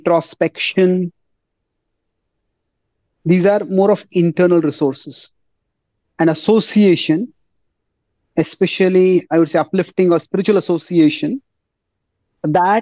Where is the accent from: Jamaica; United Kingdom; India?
India; I'm an Indian.